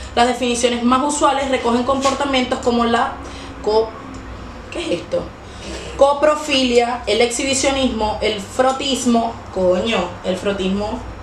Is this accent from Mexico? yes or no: no; Venezuela; now in Chile; nosotros como venezolanos